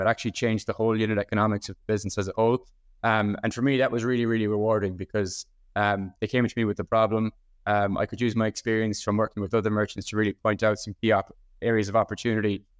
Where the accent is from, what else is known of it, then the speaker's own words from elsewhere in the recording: Ennistymon, County Clare, Munster, Ireland; I'm from Enniston County, Clare, in the west coast of Ireland here